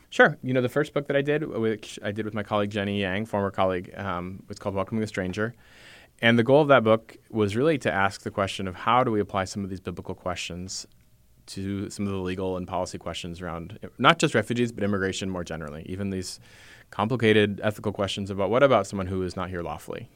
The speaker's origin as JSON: {"language": "English", "country": "United States", "said": "I'm an American. I have the cultural values that most Americans have"}